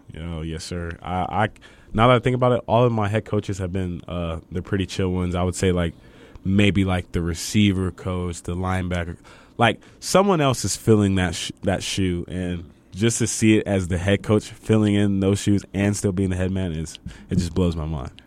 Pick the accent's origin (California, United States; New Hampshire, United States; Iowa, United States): California, United States; Fontana; moved away as an adult; now in El Paso, United States; I'm from Fontana, California